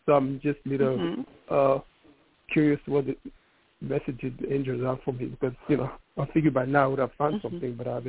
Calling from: New York City, New York, United States; Calling from New York City.

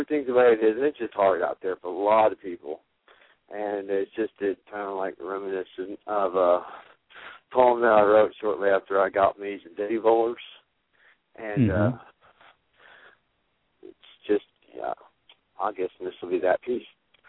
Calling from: Cushing, Oklahoma, United States; also born or lived in Houston, Texas; I am calling from Cushing, Oklahoma.

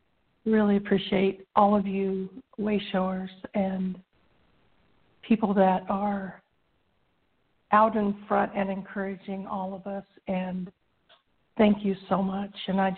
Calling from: Arizona, United States; … in Arizona.

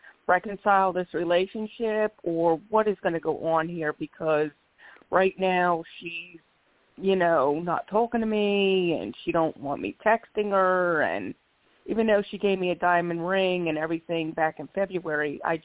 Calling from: Philadelphia, Pennsylvania, United States; Hi. I'm calling from Philadelphia, PA.

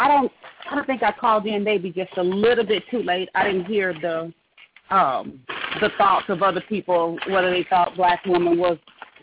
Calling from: Reno, Nevada, United States; I'm calling from Reno, Nevada.

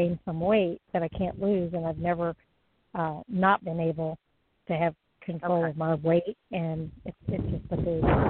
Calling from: Florida, United States; I'm in Florida.

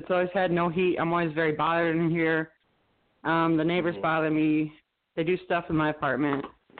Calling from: Binghamton, New York, United States; calling from Binghamton, New York.

